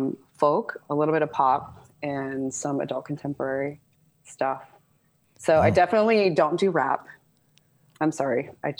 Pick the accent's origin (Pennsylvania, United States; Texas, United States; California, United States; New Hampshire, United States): California, United States; Southern; I was born and raised in Southern California.